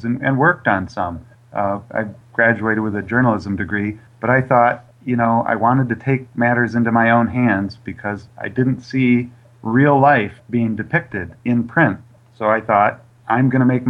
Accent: near Lansing, Michigan, United States; in a little town outside of Michigan State University, near the Lansing area in Michigan

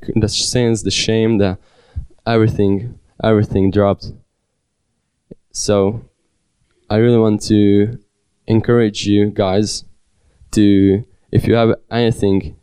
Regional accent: Sárvár, Vas, Hungary; born or raised there; also born or lived in Budapest, Hungary

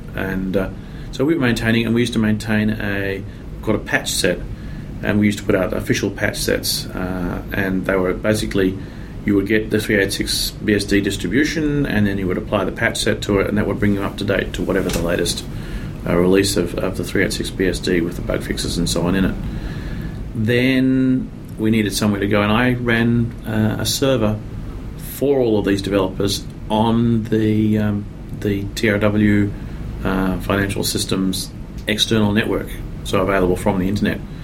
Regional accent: Australia; accent: Australian; moved away as an adult; now in San Francisco Bay Area, United States; I'm originally from Australia. Um, now here in uh, San Francisco Bay Area for 17 years, so I'm a bit mixed up as to where I belong

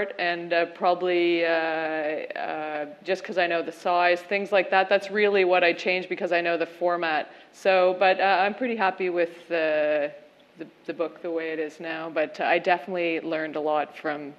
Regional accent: England, United Kingdom; I'm English

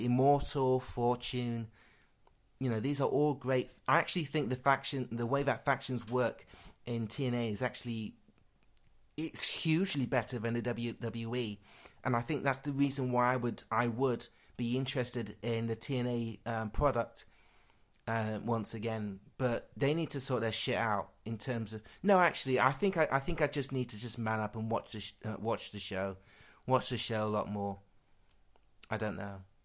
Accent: Worksop, East Midlands, United Kingdom; growing up in Worksop, yep, every 5 minutes someone's calling me a black bastard

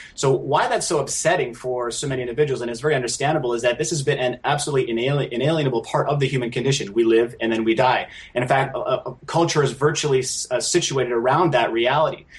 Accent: Canada; a Canadian citizen

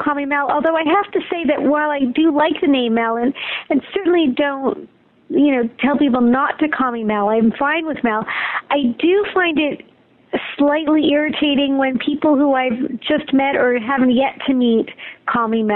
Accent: Montreal, Quebec, Canada; I'm from Montreal, Quebec

